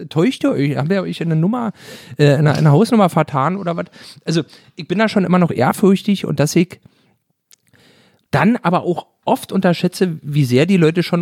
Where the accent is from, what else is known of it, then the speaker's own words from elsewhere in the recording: East Germany, Germany; weil bei uns im Osten war wirklich so, die haben Gesichtslappen und einen Polappen